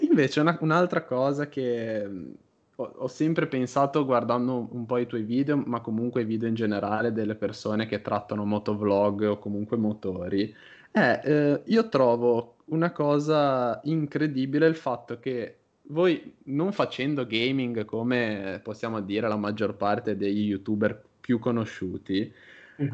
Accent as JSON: {"language": "Italian", "town": "Genoa", "region": "Liguria", "country": "Italy", "said": "io sono di Genova."}